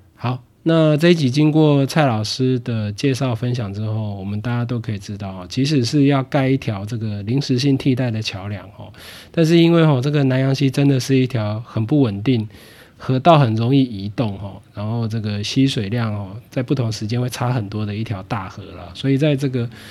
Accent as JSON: {"language": "Chinese", "region": "Yilan County", "country": "Taiwan", "tie": "born or raised there", "moved": "yes", "said": "我自己，哦，也是这个西南长大念书的宜兰囡娜，哦，那从外地返乡之后到现在，哦，也一直都住在西南这边"}